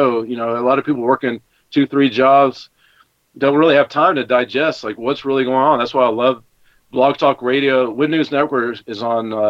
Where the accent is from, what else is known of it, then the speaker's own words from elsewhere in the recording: Knoxville, Tennessee, United States; moved away as an adult; also born or lived in California / Austin, Texas; now in São Paulo area, Brazil; Growing up in Knoxville, Tennessee